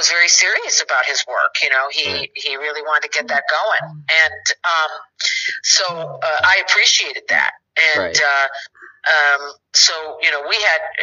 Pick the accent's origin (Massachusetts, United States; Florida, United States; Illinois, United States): Illinois, United States; Chicago; accent: Chicago; moved away; Finally got to shoot in my hometown